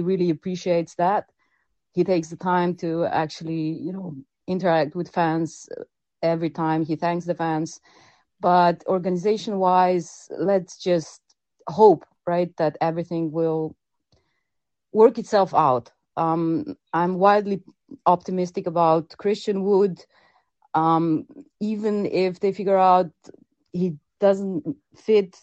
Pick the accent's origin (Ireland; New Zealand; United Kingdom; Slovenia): Slovenia; I'm from Slovenia